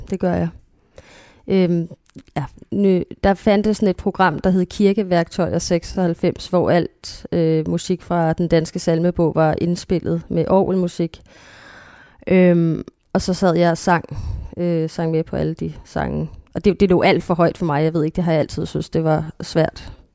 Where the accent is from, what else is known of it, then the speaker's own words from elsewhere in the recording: North Zealand, Capital Region of Denmark, Denmark; jeg gik på en kristen skole. Øhm, også i Nordsjælland